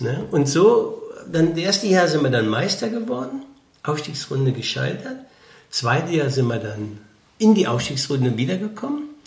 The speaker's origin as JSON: {"language": "German", "town": "Rittersdorf", "region": "Rhineland-Palatinate", "country": "Germany", "tie": "born or raised there", "said": "ich bin in Bitburg, also in Rittersdorf, groß geworden, in einem Ort mit 1000 Einwohnern"}